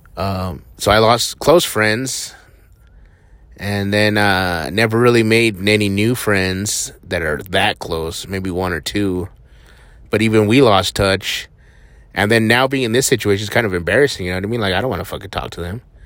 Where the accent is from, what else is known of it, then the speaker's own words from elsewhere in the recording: Hatch, New Mexico, United States; moved away; I grew up in Hatch, New Mexico, which is super small.